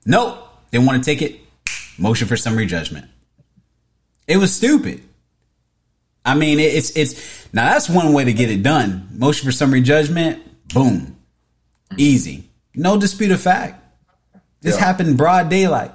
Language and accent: English; Tampa, Florida, United States; I'm from Tampa